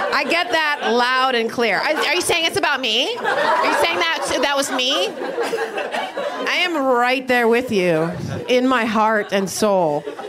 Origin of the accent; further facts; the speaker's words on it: Midwest, United States; I'm from the Midwest